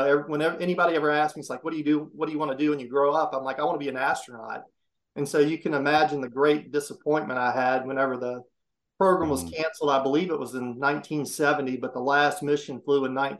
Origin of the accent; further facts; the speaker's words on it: Mobile, Alabama, United States; moved away as an adult; also born or lived in Atlanta / Washington, D.C. / Texas; I grew up in Mobile, Alabama